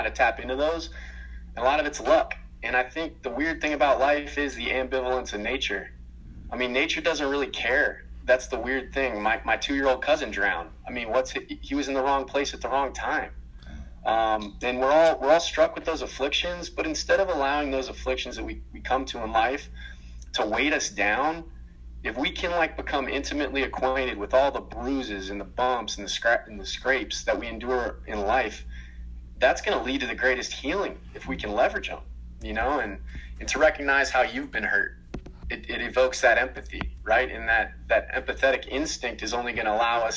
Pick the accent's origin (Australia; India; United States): United States; Atlanta, Georgia; also born or lived in Minnesota; I grew up in Atlanta, Georgia, played in Lawrenceville for a long time